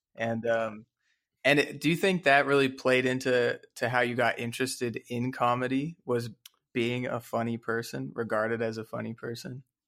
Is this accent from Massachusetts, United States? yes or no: no; Dallas, Texas, United States; I'm also from Dallas, Texas. We're both from Dallas, Texas.